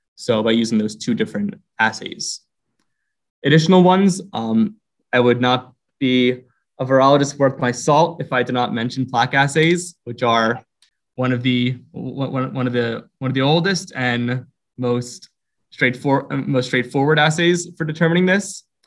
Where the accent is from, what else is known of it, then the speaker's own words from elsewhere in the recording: Philadelphia, Pennsylvania, United States; I was born and raised in Philadelphia um, in a neighborhood there called Roxborough